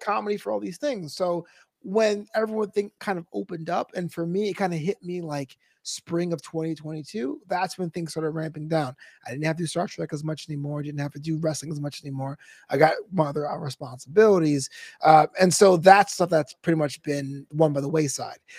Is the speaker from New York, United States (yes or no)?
yes; New York City, New York, United States; I'm a brother from Brooklyn